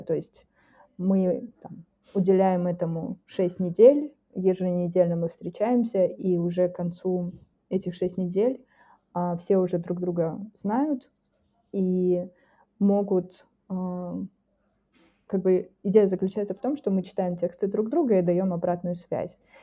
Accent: Taldykorgan, Jetisu Region, Kazakhstan; в Талдыкургане, например, например, это мой родной город

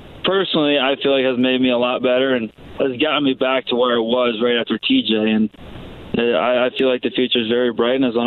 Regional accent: Toledo, Ohio, United States; growing up in Toledo area

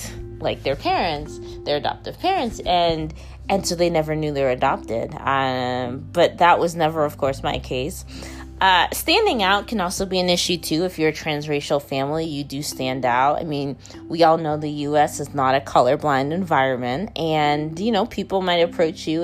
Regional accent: Dallas, Texas, United States; I was born in Dallas, Texas in the late 1980s

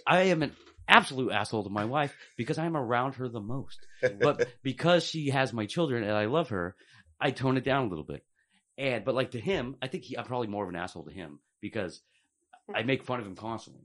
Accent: Portland, Oregon, United States; also born or lived in Tulare, California; moved up to Portland when I was three and grew up in the city

